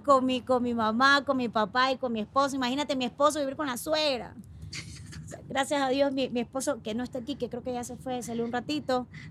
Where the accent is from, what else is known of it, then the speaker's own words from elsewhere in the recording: Guayaquil, Guayas, Ecuador; Yo soy de Guayaquil y estoy acostumbrada al calor